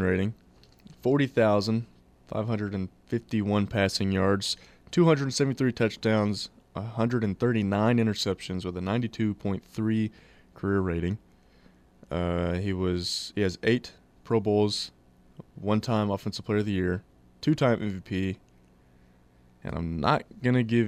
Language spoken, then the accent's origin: English; Oklahoma, United States; now in Arkansas, United States; I'm from Oklahoma